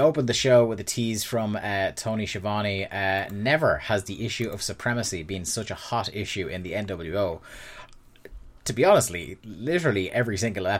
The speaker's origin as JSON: {"language": "English", "country": "Ireland", "tie": "born or raised there"}